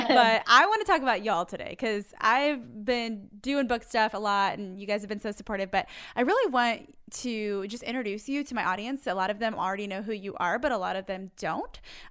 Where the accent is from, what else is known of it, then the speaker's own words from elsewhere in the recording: Indiana, United States; I'm from Indiana